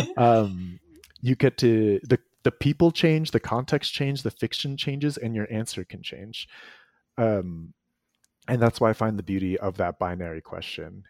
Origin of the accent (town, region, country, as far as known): East Coast of the United States, United States; born or raised there